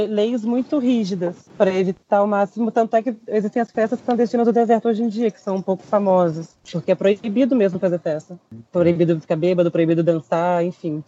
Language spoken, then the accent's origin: Portuguese; Brazil; moved away as an adult; now in Chile; sou do Brasil, eu te juro que eu sou do Brasil